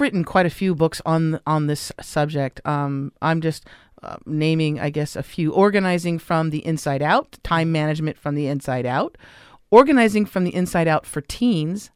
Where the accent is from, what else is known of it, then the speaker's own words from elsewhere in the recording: Los Angeles, California, United States; I grew up in Los Angeles